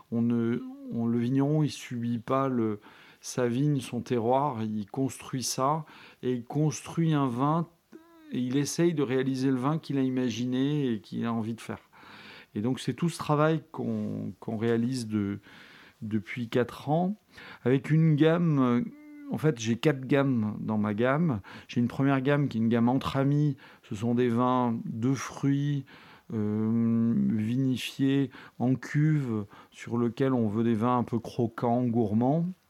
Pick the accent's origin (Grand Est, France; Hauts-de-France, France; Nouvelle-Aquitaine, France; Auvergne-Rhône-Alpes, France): Nouvelle-Aquitaine, France; La Réole; moved away; Je suis originaire de là